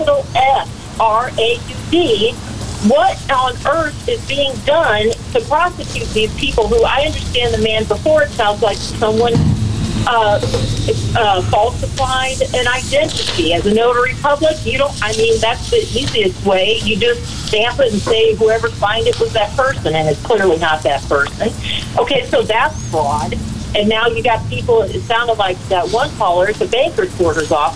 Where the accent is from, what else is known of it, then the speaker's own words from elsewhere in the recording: Illinois, United States; I'm from Illinois